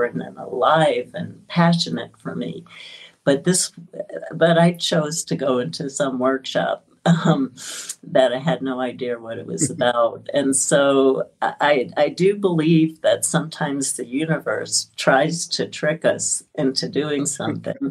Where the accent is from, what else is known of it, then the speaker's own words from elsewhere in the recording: New York City, New York, United States; I grew up in Brooklyn, and I grew up in an immigrant culture